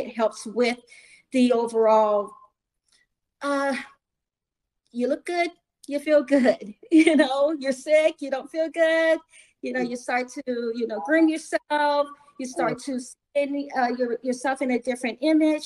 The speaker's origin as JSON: {"language": "English", "town": "Columbia", "region": "Missouri", "country": "United States", "tie": "born or raised there", "said": "I was, probably 12, 14 years old, growing up in Columbia, Missouri"}